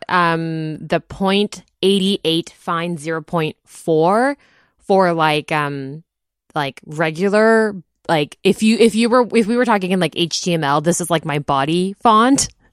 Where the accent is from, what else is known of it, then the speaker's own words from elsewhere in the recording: Taiwan; moved away; also born or lived in Japan; I grew up in Taiwan